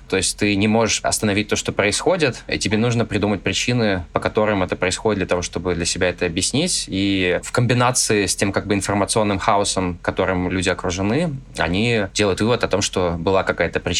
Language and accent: Russian; Russia; хотя бы тот факт, что я родился в России, я а русский, это моя страна